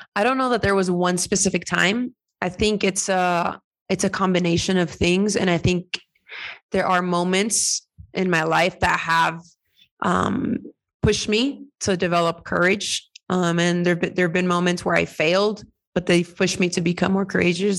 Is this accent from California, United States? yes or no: yes; California, United States; moved away as an adult; now in Mexico; I'm Mexican American. I am. Um, I'm just so many things thanks to my parents migrating to to California and me being born there.